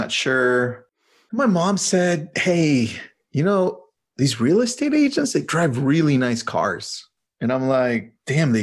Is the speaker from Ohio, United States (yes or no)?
no; Malibu, California, United States; I'm from Malibu, California, real estate agent out here